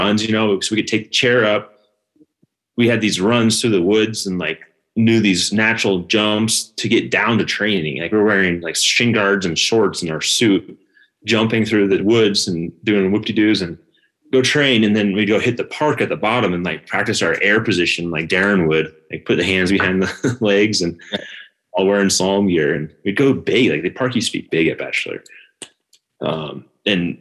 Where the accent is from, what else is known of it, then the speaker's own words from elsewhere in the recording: Bend, Oregon, United States; also born or lived in New Hampshire / Vermont; After 6 months or so, we moved to Oregon